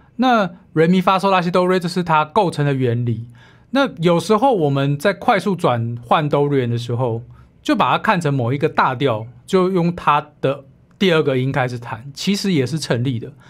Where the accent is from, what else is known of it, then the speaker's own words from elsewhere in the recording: Taiwan; 其实我们台湾人都会嘛， 会听得懂一点台语，听得懂英语